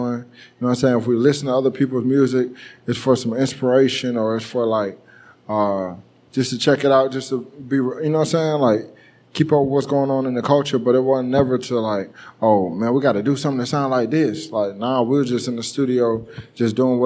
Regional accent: Marietta, Georgia, United States; I'm from Marietta

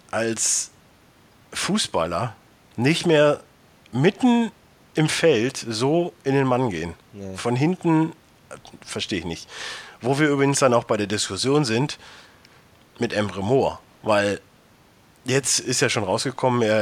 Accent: Cologne, North Rhine-Westphalia, Germany; selbst ich als Kölner Sach kann ich schon mal vorwegnehmen

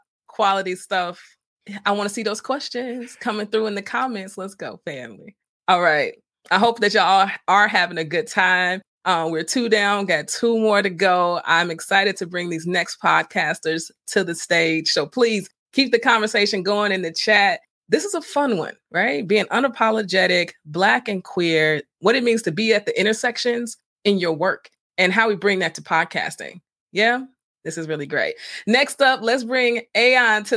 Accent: Chicago, Illinois, United States; I'm Chicago, born and raised, okay, south side of Chicago all day

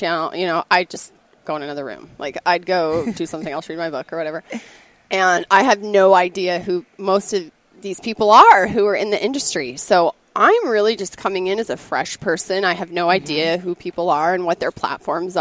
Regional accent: Montana, United States; accent: Midwest; I grew up in Montana

